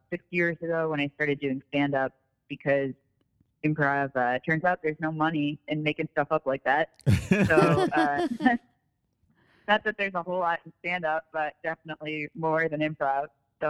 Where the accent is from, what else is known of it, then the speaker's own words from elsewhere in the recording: East Coast, United States; moved away as an adult; now in Chicago, United States; I grew up on the East Coast, so I would crash on my cousin's couch in Hoboken and take classes in New York. And then I moved to Chicago in 2007 because it was cheaper here